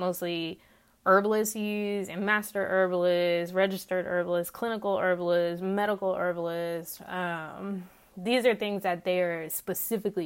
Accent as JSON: {"language": "English", "region": "Texas", "country": "United States", "accent": "twangy", "said": "I do know where I live in Texas"}